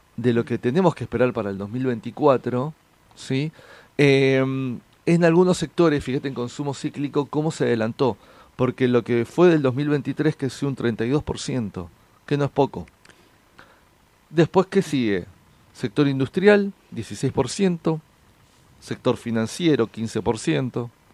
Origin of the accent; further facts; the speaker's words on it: San Fernando, Buenos Aires Province, Argentina; yo soy del partido de San Fernando